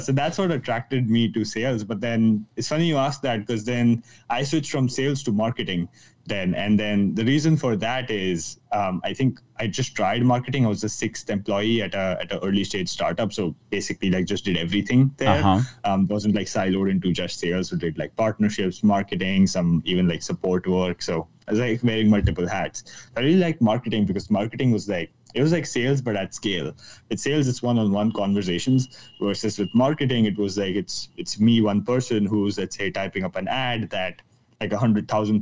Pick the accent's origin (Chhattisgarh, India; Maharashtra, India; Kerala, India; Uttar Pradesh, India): Maharashtra, India; Mumbai; if you haven't caught it from my accent yet, I'm joining in from Mumbai, India. So like every Indian ever, I had to become an engineer or a doctor